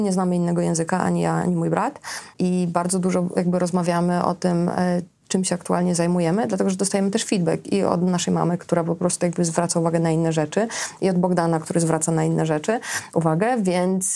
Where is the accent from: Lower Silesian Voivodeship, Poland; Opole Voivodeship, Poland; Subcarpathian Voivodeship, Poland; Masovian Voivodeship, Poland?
Lower Silesian Voivodeship, Poland; Srebrna Góra; moved away; Ja pochodzę ze wsi, z miejscowości, która nazywa się Srebrna Góra, tam jest 600 mieszkańców